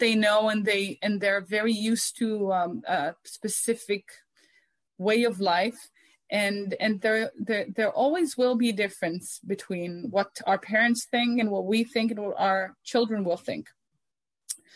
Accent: Omer, Southern District, Israel; I grew up in Omer

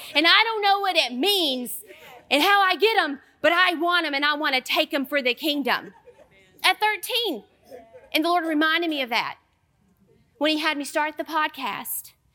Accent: Southern United States, United States; accent: Southern; my Southern accent

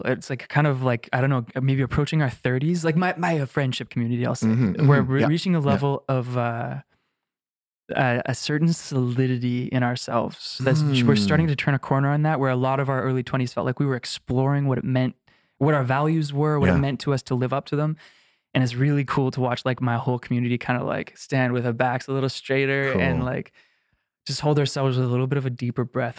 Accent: Canada; And I'm so grateful to be, have grown up in this incredible country.

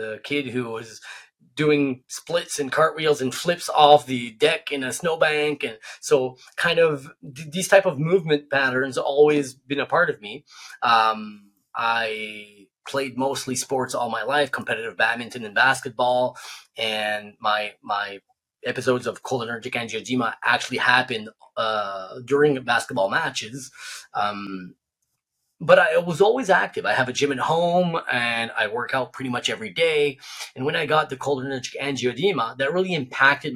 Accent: New Brunswick, Canada; I'm from New Brunswick, a really remote area

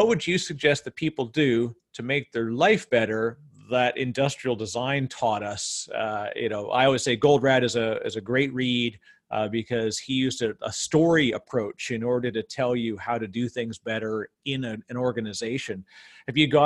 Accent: Canada; as a Canadian

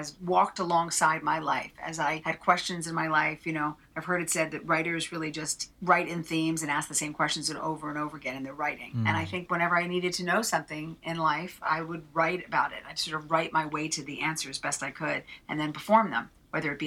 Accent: New Jersey, United States; I'm a girl from Jersey

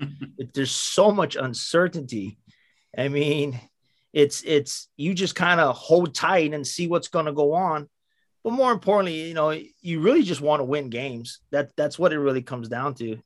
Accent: Waipio Gentry, Hawaii, United States; I was born in Waipio Gentry, uh, raised in Waipio Gentry, born in the same hospitals with everybody, you know, at Kapiolani.

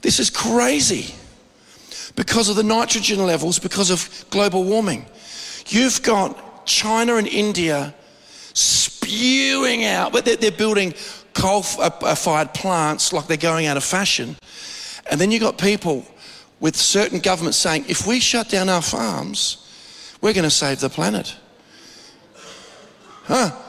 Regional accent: Australia; we as Australian believers

